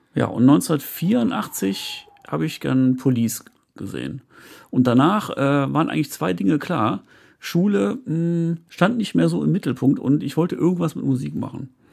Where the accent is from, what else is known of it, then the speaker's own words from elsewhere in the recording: Viersen, North Rhine-Westphalia, Germany; ich komme ja aus Viersen